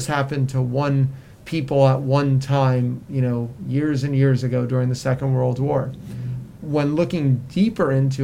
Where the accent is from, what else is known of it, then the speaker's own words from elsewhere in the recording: South Florida, United States; moved away; I grew up in South Florida